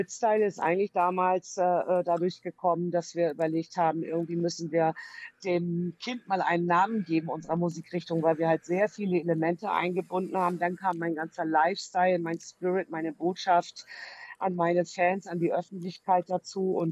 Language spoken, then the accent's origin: German; Hamburg, Germany; now in Delmenhorst, Germany; Delmenhorst, da hat es mich hinverschlagen, als gebürtige echte Hamburger, Hamburger.